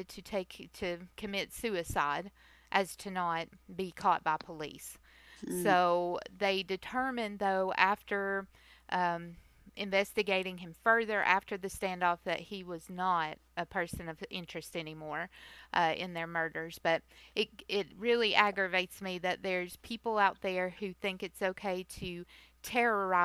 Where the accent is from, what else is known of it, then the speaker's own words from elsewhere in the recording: Tennessee, United States; I still live in the South, kind of near where we grew up